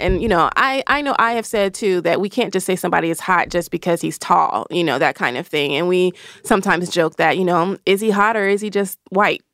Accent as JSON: {"language": "English", "region": "the South", "country": "United States", "said": "I'm from the South"}